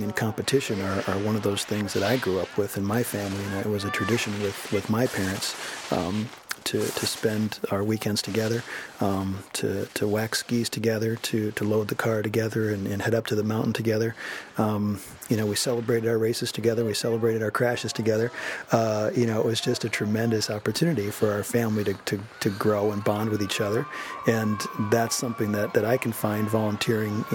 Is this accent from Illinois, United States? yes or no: no; Michigan, United States; moved away as an adult; now in Yosemite area, California, United States; I grew up racing in Michigan with my brothers and my family, and coached back there when I was in college